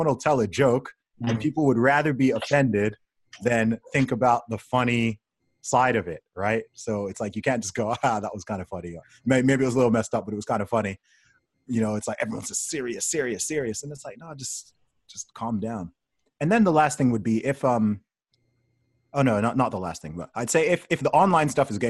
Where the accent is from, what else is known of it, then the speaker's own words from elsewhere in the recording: Saudi Arabia; since I was a kid, you know, growing up in Saudi Arabia, I was surrounded by all kinds of different people